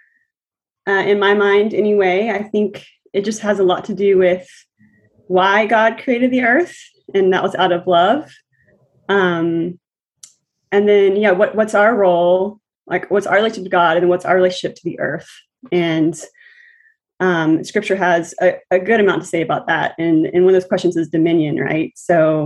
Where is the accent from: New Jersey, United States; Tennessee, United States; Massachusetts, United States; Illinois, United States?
Tennessee, United States; Nashville; moved away as an adult; now in New Haven, United States; I'm from Nashville, Tennessee, currently in New Haven, Connecticut.